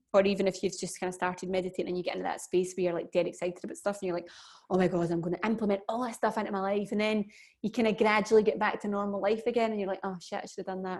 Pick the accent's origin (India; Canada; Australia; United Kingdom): United Kingdom; Scotland; being Scottish